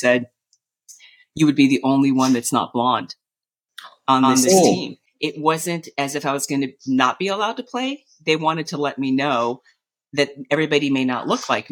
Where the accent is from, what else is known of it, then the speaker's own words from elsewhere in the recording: Southern California, United States; I was born and raised here in Southern California